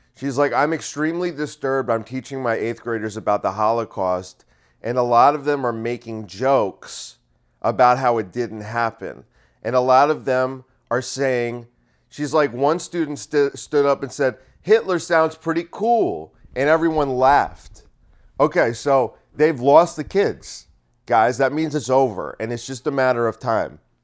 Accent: Bergen County, New Jersey, United States; I grew up in Bergen County.

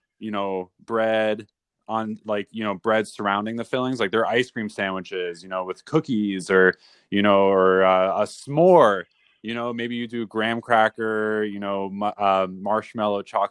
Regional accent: New Rochelle, New York, United States; my hometown, New Rochelle, New York

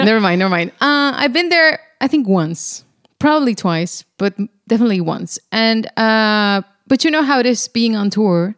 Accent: Monterrey, Nuevo León, Mexico; now in Netherlands; I come from Monterrey, Mexico, in the northeast of Mexico

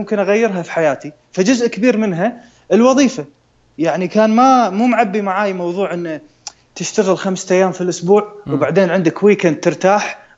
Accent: Kuwait; also born or lived in Los Angeles, United States

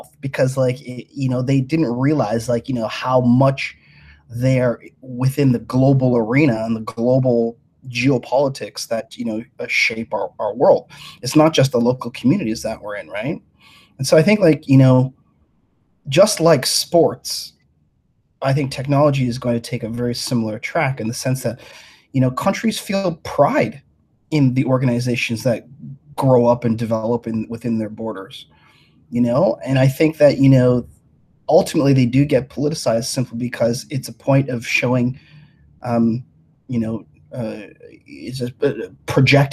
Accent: Canada; I am Canadian

